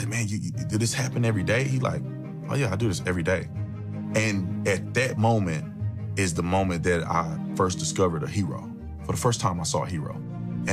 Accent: Fort Worth, Texas, United States; I was born in Fort Worth, Texas.

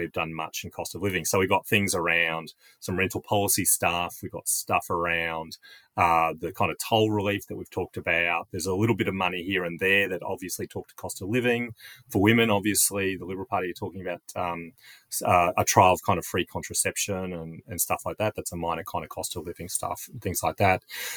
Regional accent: Queensland, Australia; I'm a Queenslander

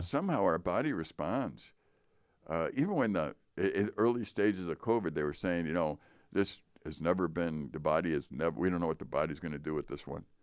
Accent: Chicago, Illinois, United States; I grew up in Chicago, as did you. I grew up in the Polish area of Chicago.

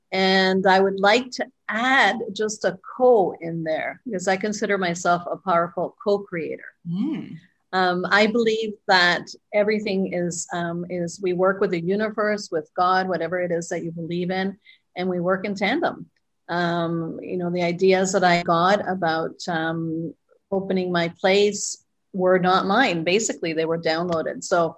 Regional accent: Spain; also born or lived in Costa Rica; I was born here, and my father was Canadian and he worked for the airlines. And at 6 weeks, I took my first flight, and we moved to Spain. So we never lived. I never lived in Costa Rica.

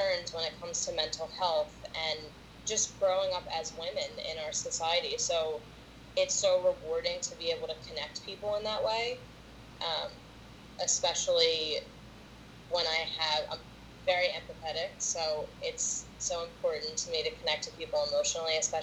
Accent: United States; also born or lived in Plymouth Meeting, Pennsylvania; I am from Pawtucket. Well, my family's from Plymouth Meeting. I'm from Pawtucket.

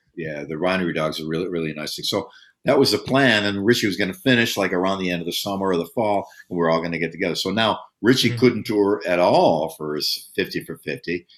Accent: United States; as an American of my age, because we grew up, we're the post World War II generation.

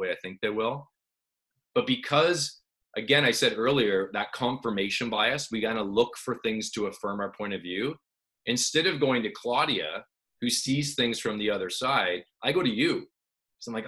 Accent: Canada; I'm Canadian.

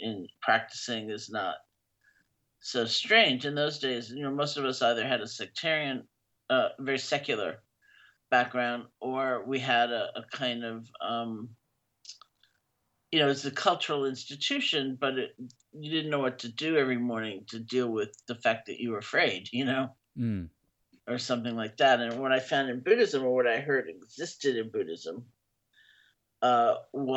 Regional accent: East Coast of the U.S., United States; I grew up in the East Coast of the U.S.

